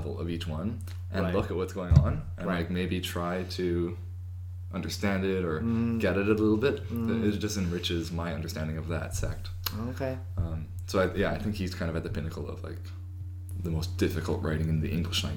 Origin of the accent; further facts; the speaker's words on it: Canada; It's odd being Canadian. Because we're not really Canadian